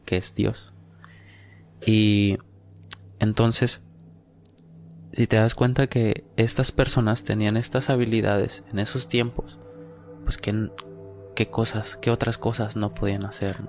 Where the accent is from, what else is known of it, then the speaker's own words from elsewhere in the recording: Oaxaca, Mexico; Nosotros que venimos pues de Oaxaca